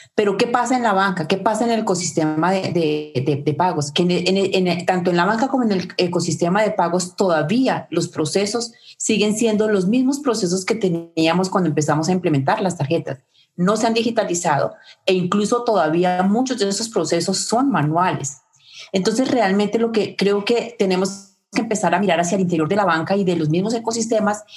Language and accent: Spanish; Colombia; mi propio país, Colombia